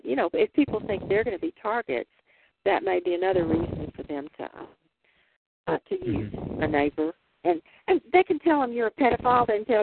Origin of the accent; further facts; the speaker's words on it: Texas, United States; now in Pacific Northwest, United States; I grew up in Texas, so when I discovered the Northwest, or I decided to land here